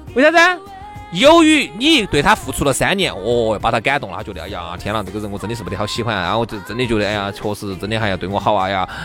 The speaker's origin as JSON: {"language": "Chinese", "country": "China", "said": "我们中国人"}